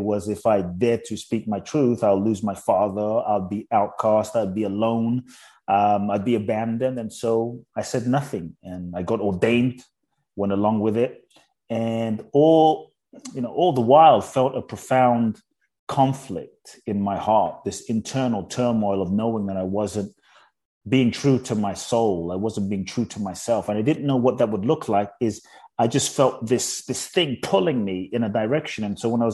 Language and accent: English; London, United Kingdom; also born or lived in Ghana / Mexico; now in United States; I grew up in London. Now I live in the US and partly Mexico.